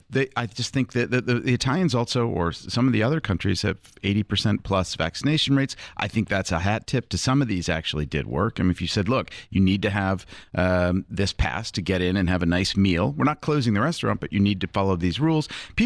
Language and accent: English; Connecticut, United States; Connecticut, my home state